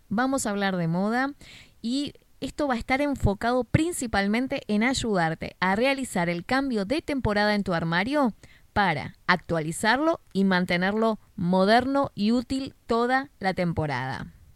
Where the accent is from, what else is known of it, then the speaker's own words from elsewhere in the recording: Argentina; Si sos de Argentina, como yo